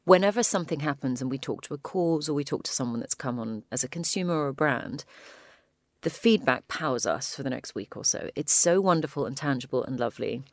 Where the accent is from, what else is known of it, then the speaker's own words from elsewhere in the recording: United Kingdom; we're British